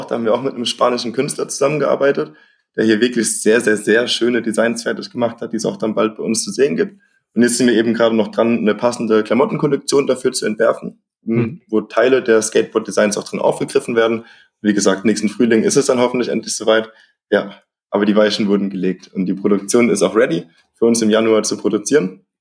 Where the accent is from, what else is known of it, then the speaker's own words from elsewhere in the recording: Rhineland-Palatinate, Germany; Äh, das ist von uns schon nochmal so zehn Stunden entfernt. Also, wir kommen ja aus der Pfalz.